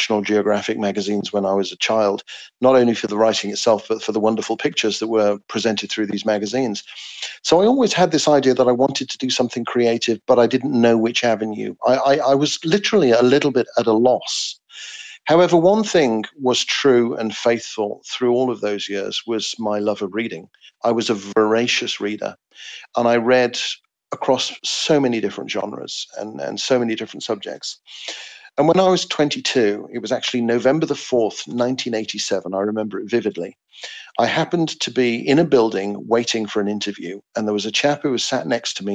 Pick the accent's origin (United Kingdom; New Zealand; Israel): United Kingdom; England; writing as an Englishman